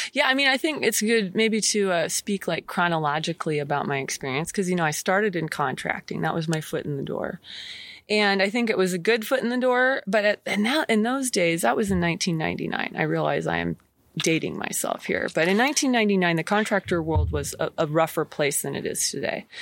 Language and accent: English; McKenzie River, Oregon, United States; I grew up on the Mackenzie River